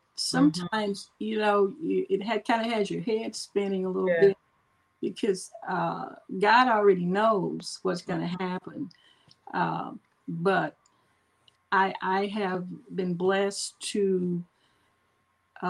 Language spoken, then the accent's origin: English; Longview, Texas, United States; I am from Longview, Texas